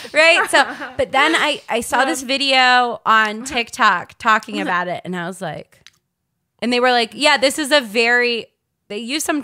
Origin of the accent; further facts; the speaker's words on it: Baltimore, Maryland, United States; also born or lived in Canada; I start going to school in Baltimore City public schools